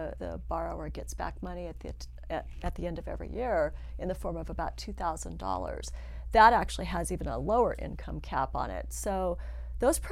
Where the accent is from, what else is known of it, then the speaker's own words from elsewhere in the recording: Northern Nevada, United States; I grew up in Northern Nevada, so I am definitely a native.